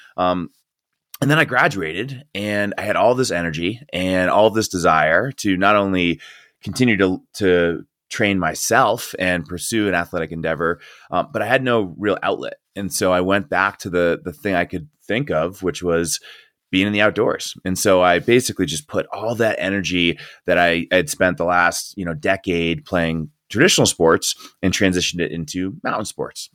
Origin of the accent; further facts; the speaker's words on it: Northeast, United States; moved away as an adult; also born or lived in Colorado; I grew up in the Northeast, and so I was coaching there.